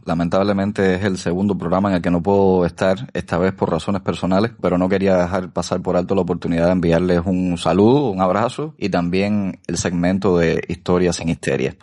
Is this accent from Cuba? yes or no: yes; Cuba; los cubanos tenemos que resolver nuestros problemas dentro